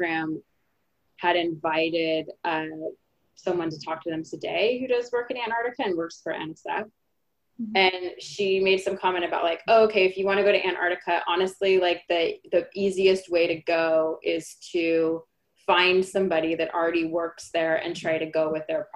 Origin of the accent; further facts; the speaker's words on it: San Diego, California, United States; I grew up in San Diego.